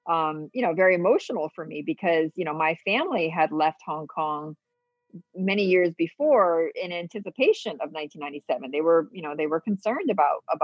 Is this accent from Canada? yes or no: no; Hong Kong; born there; I was born in Hong Kong, so it's and I'm a permanent resident there